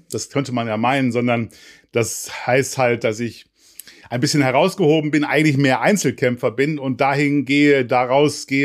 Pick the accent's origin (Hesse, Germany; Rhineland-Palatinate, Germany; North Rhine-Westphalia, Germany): North Rhine-Westphalia, Germany; Remscheid; Man muss dazu wissen, ich komme ja nicht aus Hamburg, sondern aus Remscheid im Bergischen Land, also aus Nordrhein-Westfalen.